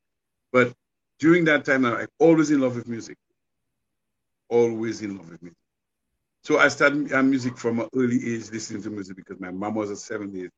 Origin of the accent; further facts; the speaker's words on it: Goodwill, Saint George, Dominica; moved away as an adult; now in United States; I'm a man from Dominica, born in Goodwill, grew up in Goodwill by the Savannah